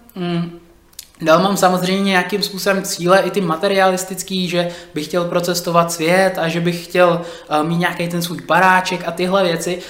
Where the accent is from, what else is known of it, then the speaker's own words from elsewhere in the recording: Czechia; Já jsem napůl uh, Čech a napůl uh, jsem z Nigérie